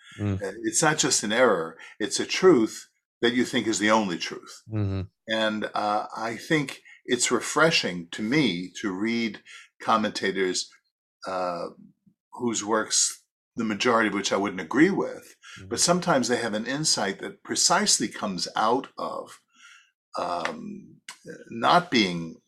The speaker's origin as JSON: {"language": "English", "town": "New York City", "region": "New York", "country": "United States", "said": "I'm from Brooklyn"}